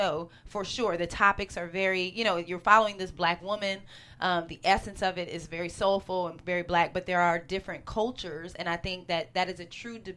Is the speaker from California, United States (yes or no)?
yes; Northern California, United States; I'm from Northern California as well, and there is a very high Asian population in Northern California